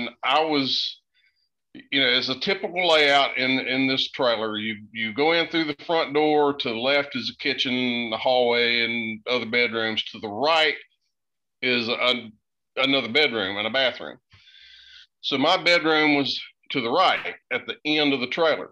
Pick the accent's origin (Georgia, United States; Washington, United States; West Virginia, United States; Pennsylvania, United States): West Virginia, United States; Boone County; now in North Carolina, United States; I grew up in Boone County, which is right next to you there in Logan. I'm living in North Carolina now.